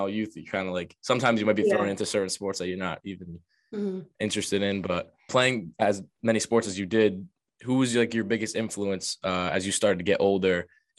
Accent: Johnston, United States; But like I said earlier, growing up in Johnston, like myself, being so close to the town.

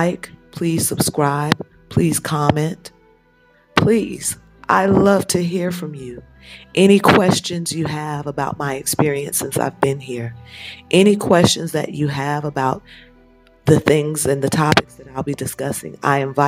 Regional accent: United States; moved away as an adult; also born or lived in Europe; now in Nigeria; I come from America. I've lived in America for the last 40-something years. My parents were in the military. I was born in America, but I spent the first 5 years of my life in Europe before we returned to America.

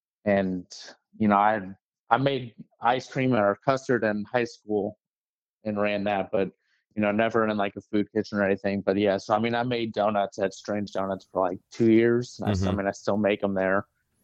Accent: St. Charles, Missouri, United States; So I'm from St. Charles. Okay. And I grew up there, and then I went to Mizzou

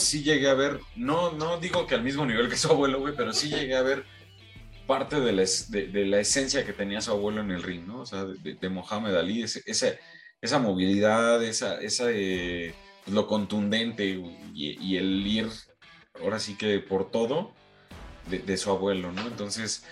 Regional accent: Mexico

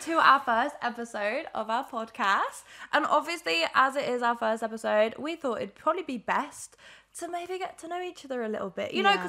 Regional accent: Birmingham, West Midlands, United Kingdom; We are from Birmingham.

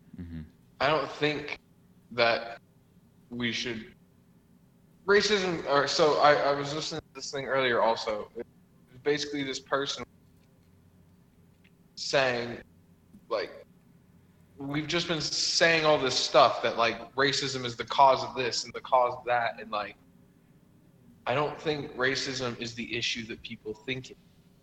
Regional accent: New York, United States; also born or lived in Washington State; I grew up in New York, I feel like you might, but here, no, you'll never find that. But I lived in Washington State for a little bit when I was younger.

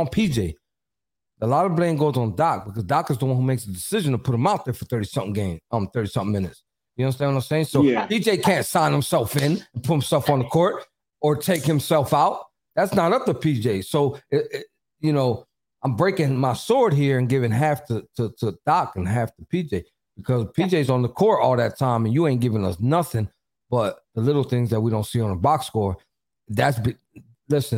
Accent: Philadelphia, Pennsylvania, United States; I'm from Philly. I come from the slums

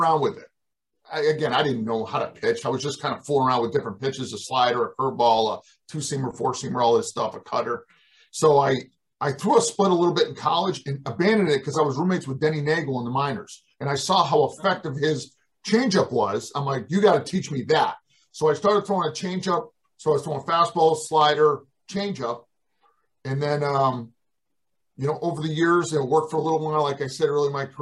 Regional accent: Western Massachusetts, United States; I'm a kid from Western Massachusetts

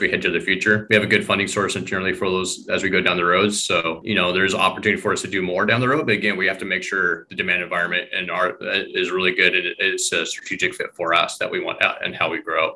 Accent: Eastern Washington, United States; I grew up in Eastern Washington

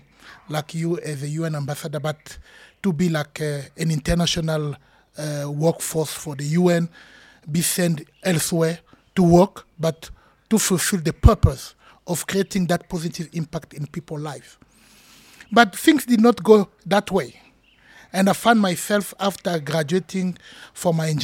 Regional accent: Pointe-Noire, Republic of the Congo; now in South Africa; I'm born in Congo Brazzaville

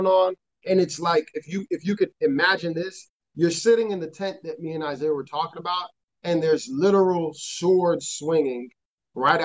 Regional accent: Chicago, Illinois, United States; I'm from Chicago and it's very liberal

